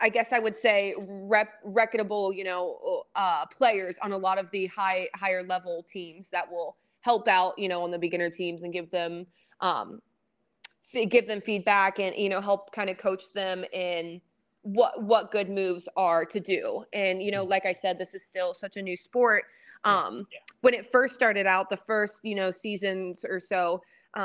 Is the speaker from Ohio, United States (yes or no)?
yes; Ohio, United States; moved away as an adult; now in Atlanta, United States; I'm from Ohio